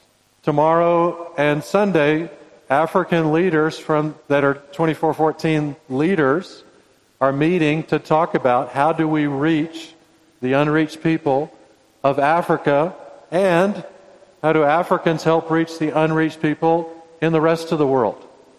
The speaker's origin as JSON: {"language": "English", "country": "Indonesia", "tie": "born there", "said": "I was born in Indonesia. This is an Indonesian shirt. And my two sons were born in Indonesia."}